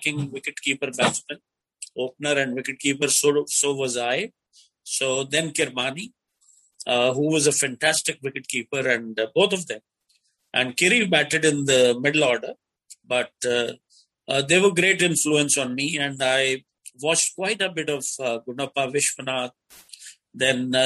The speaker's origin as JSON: {"language": "English", "region": "Delhi", "country": "India", "tie": "born or raised there", "said": "I was born in Delhi."}